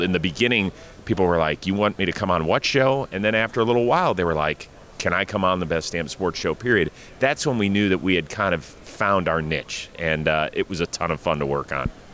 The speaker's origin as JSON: {"language": "English", "town": "Cleveland", "region": "Ohio", "country": "United States", "tie": "born or raised there", "said": "my hometown, Cleveland Browns"}